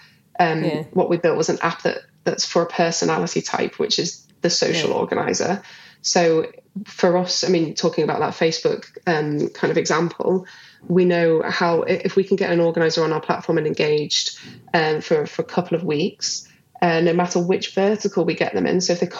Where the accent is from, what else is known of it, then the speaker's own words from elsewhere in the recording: Liverpool, North West England, United Kingdom; where I grew up in Liverpool